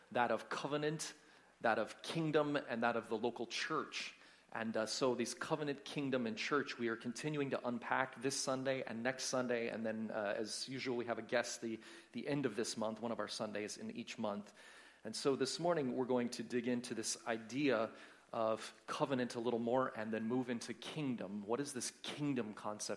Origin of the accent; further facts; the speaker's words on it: United States; moved away; I'm from the States